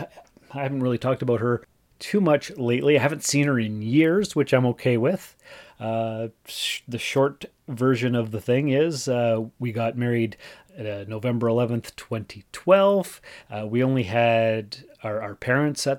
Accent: Sault Ste. Marie, Ontario, Canada; moved away as an adult; also born or lived in North Bay / Timmins; I was born and raised in Sault Ste. Marie, and went to college, university, whatever, in North Bay

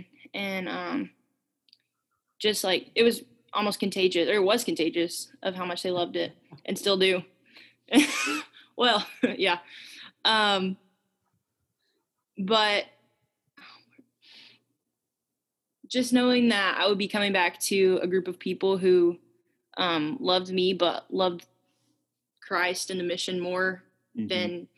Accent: Memphis, Tennessee, United States; I'm from Memphis

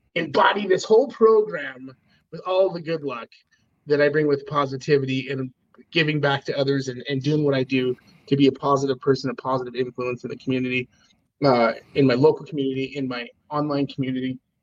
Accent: Idaho, United States; born or raised there; also born or lived in Oregon City, Oregon / Spokane, Washington

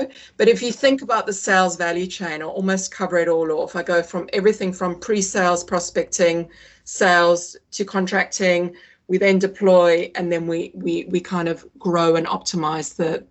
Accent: South Africa; moved away as an adult; also born or lived in Singapore; now in United Kingdom; I'm British. You'd never say so, but I was born in the UK. I grew up in South Africa, moved there when I was 11

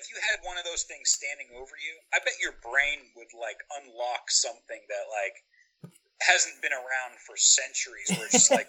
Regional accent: Indiana, United States; Because we're from Indiana.

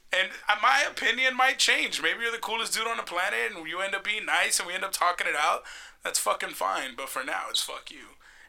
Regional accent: Puerto Rico; I'm from Puerto Rico.

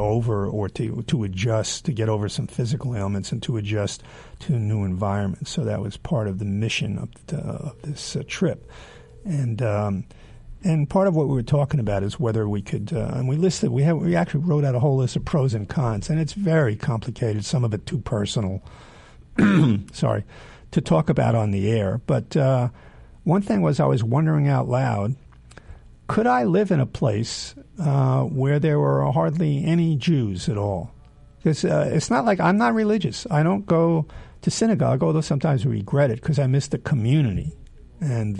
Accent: New York City, New York, United States; also born or lived in near Philadelphia; not the day I was born near Philadelphia, but then when I was 2 years old, I came to New York City

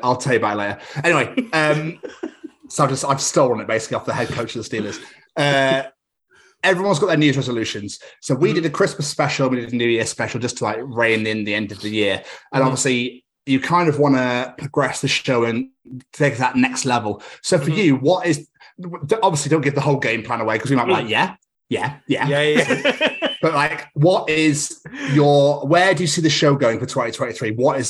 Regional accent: Scotland, United Kingdom; accent: English; now in Wales; No, unfortunately, I'm a Scotsman with an English accent living in Wales.

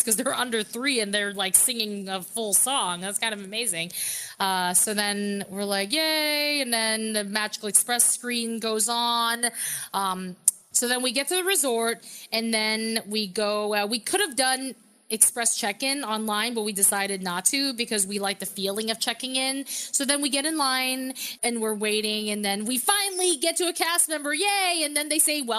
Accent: New York, United States; I'm from New York

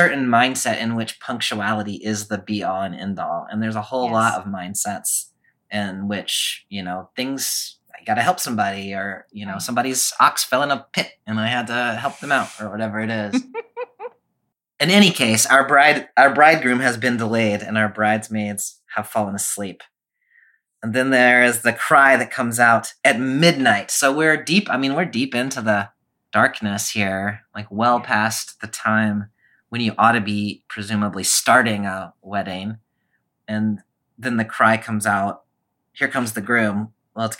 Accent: the South, United States; I was raised in the South and I know how to say it.

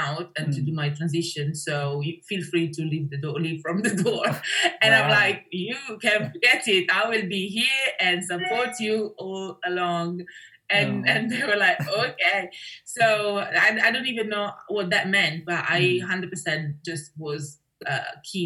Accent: Brescia, Lombardy, Italy; moved away as an adult; also born or lived in Milan; now in London, United Kingdom; Growing up in Italy

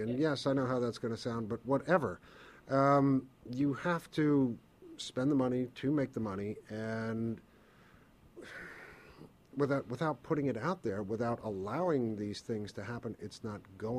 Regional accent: New York, United States; I'm from New York. I'm from the United States. I'm not used to small countries.

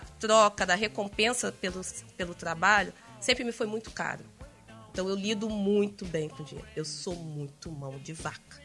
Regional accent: São Gonçalo, Rio de Janeiro, Brazil; eu morava no, e fui criada no Jardim Catarina, que na época é a maior favela plana da América Latina

